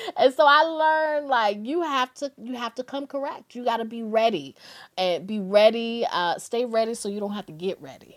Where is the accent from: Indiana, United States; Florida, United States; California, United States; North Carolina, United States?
North Carolina, United States; Durham; moved away as an adult; also born or lived in Washington, D.C.; I'm from Durham, North Carolina